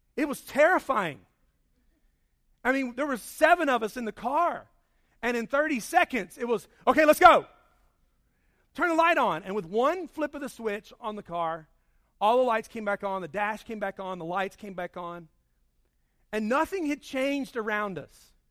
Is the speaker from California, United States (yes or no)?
no; Charlotte, North Carolina, United States; my home growing up in Charlotte